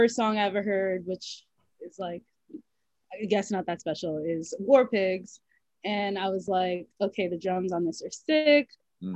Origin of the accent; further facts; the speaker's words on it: New York City, New York, United States; I grew up in the Bronx